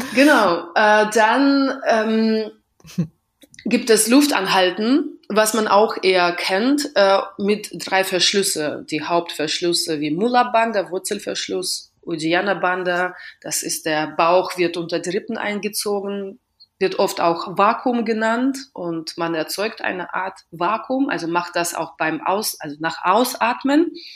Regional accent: Western Russia, Russia; German is a second language; now in Berlin, Germany; ich komme aus Westrussland

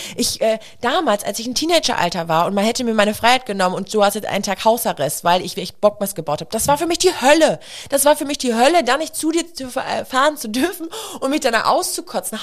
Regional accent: a village near Münster, North Rhine-Westphalia, Germany; wir kommen ja aus dem Dorf, nach Münster gefahren

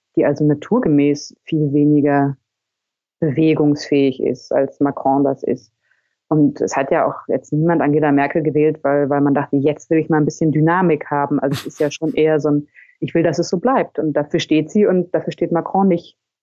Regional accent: Germany; now in France; Ich lebe ja als Deutsche in Frankreich

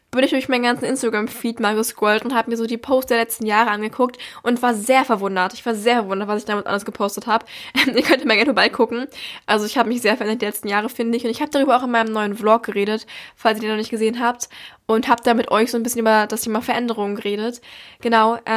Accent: Berlin, Germany; das war nämlich in einem Theater in Berlin, weil ich komme aus Berlin und das war hier.

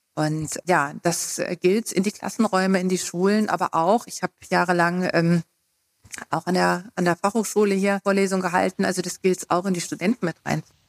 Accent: Hesse, Germany; moved away as an adult; now in Thuringia, Germany; ich bin ja Westdeutscher, also ich komme aus Hessen und bin eben 92 nach dem Studium nach Thüringen gekommen

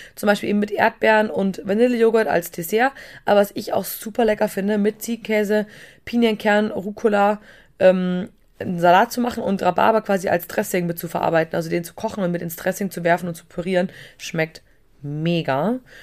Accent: Bavaria, Germany; wie man bei uns in Bayern sagt

